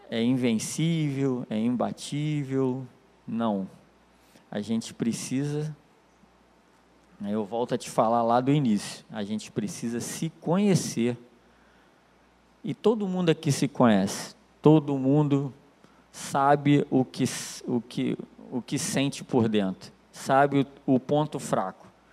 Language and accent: Portuguese; Nilópolis, Rio de Janeiro, Brazil; Eu sou de Nilópolis, cara. É complicado. É, é brabo, Baixada Fluminense. E de uma rua assim que é considerada uma das piores ruas do município